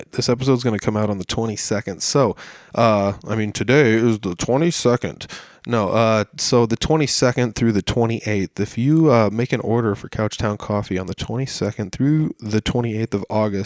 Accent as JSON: {"language": "English", "town": "Humboldt", "region": "Iowa", "country": "United States", "tie": "born or raised there", "said": "I'm from Humboldt. This is kind of where I was born and raised."}